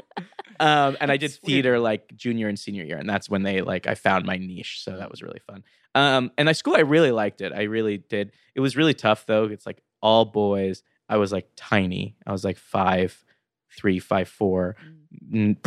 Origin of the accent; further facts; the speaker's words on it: Los Angeles, California, United States; also born or lived in Fort Worth, Texas; I grew up in L.A. Mm-hmm. I'm an L.A. boy.